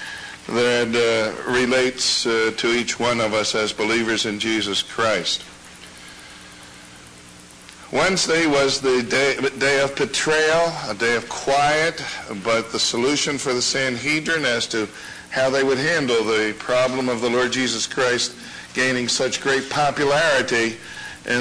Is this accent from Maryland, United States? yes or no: yes; Baltimore, Maryland, United States; moved away; Mel and I grew up in Baltimore